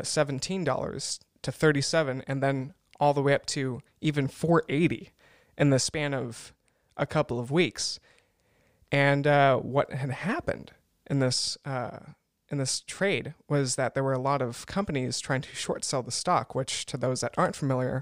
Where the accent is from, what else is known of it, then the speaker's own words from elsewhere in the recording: United States; moved away as an adult; now in Germany; I'm an American